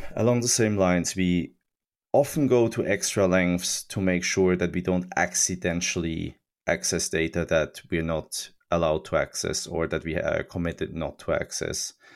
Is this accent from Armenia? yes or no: no; Switzerland; I grew up in Switzerland in, in the nineties